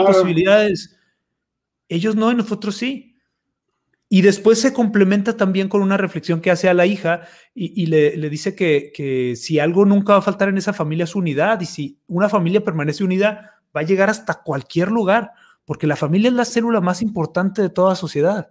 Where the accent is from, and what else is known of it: Mexico